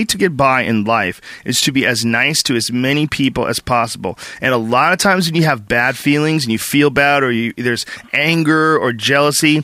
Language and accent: English; Newton, Massachusetts, United States; moved away; me growing up in Newton Upper Falls